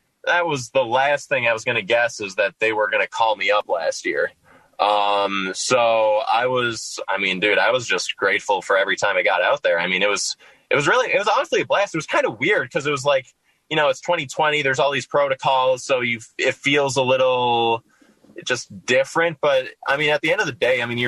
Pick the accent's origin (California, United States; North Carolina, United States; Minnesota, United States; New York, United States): Minnesota, United States; moved away; I'm from Minnesota originally